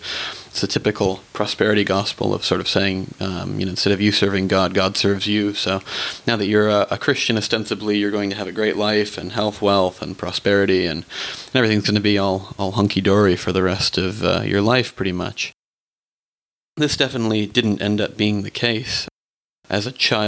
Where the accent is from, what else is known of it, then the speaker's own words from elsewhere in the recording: Burbank, California, United States; I was born and raised in Burbank, California.